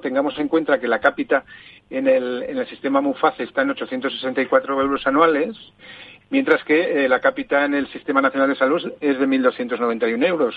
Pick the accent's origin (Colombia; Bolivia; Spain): Spain; Zaragoza, Aragon; moved away; en mi tierra